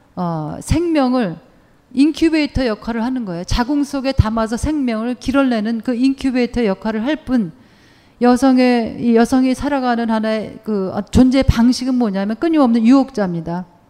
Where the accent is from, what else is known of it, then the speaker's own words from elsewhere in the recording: South Korea; moved away as an adult; also born or lived in Germany; now in United States; 한국에서 태어났고 한국에서 대학원까지 다 공부했어요